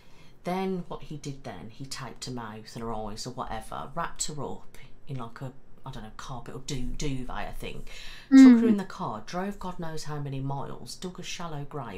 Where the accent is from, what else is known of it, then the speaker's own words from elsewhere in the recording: Mid Staffordshire, West Midlands, United Kingdom; I'm from Mid Staffs.